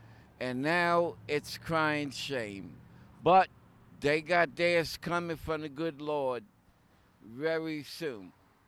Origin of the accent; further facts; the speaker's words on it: New York, United States; moved away; I'm Italian and Puerto Rican, born and raised in New York. I'm not from California, God forbid. Because back then in the 70s, by the way, I'm 63